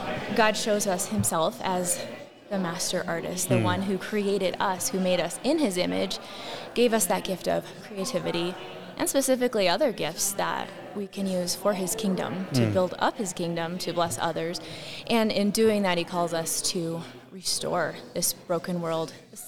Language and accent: English; Rapid City, South Dakota, United States; I'm from Rapid City, South Dakota.